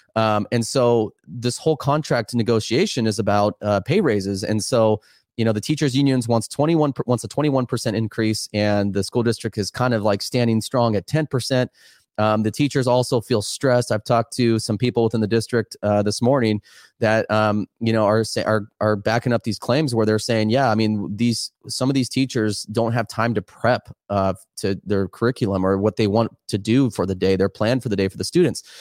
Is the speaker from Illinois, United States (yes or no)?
no; Oregon, United States; I'm just here back in my home state